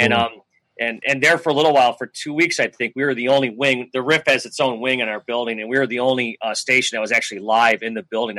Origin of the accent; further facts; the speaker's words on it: Buffalo, New York, United States; moved away as an adult; I grew up in Buffalo.